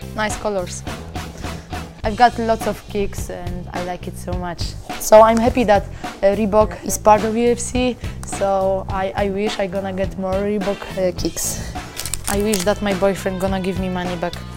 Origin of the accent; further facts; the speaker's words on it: Olsztyn, Warmian-Masurian Voivodeship, Poland; English is a second language; Welcome to Olsztyn, to my hometown